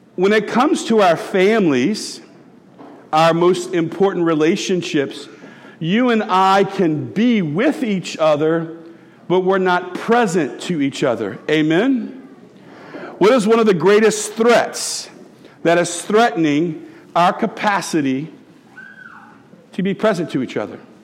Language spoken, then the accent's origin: English; Tiger Stadium, Louisiana, United States; I grew up in Tiger Stadium